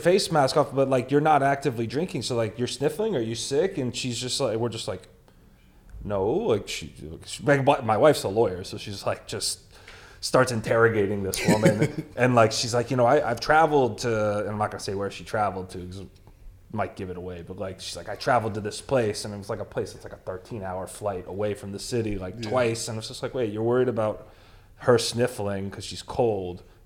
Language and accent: English; Florida, United States; we're from Florida